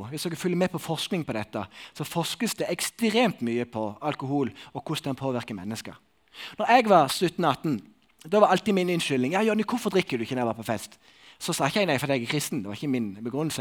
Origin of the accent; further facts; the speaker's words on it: Sokndal, Rogaland, Norway; moved away; i Sokndal, der jeg kommer ifra.